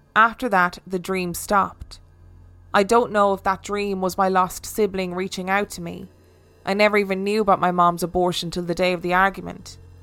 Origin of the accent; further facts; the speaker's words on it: Falkirk, Scotland, United Kingdom; I attended a night class in my hometown of Falkirk along with my friend Roz